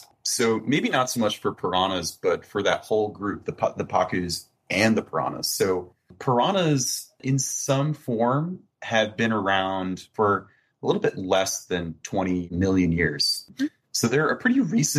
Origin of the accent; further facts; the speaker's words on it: Florida, United States; moved away; I'm like originally from Florida